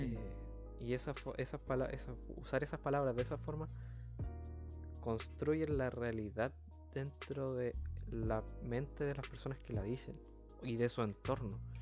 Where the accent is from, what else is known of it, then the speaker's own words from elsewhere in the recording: Chile; nosotros los mm. chilenos tenemos muchas palabras que no son parte del lenguaje